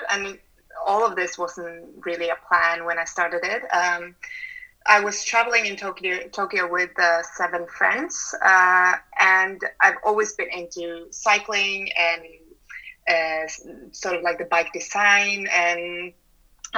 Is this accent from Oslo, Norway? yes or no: yes; Oslo, Norway; Oslo, my hometown